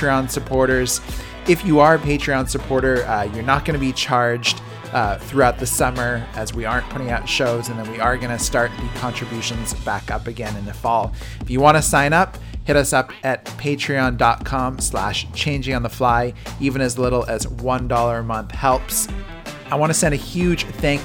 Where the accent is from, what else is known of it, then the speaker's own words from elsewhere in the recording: Toronto, Ontario, Canada; I grew up in Toronto